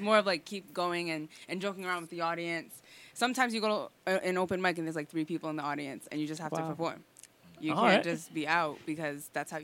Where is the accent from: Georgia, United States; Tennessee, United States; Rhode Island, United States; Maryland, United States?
Rhode Island, United States; moved away as an adult; now in New York, United States; growing up in Rhode Island, people are funny here.